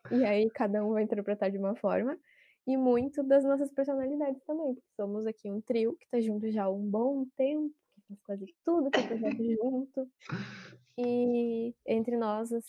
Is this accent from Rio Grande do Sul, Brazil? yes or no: yes; Rio Grande do Sul, Brazil; porque eu sou gaúcha.